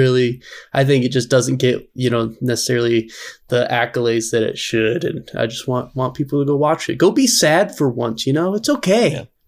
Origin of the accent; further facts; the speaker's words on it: Canada; As a Canadian, I still enjoy it, and I still love South Park.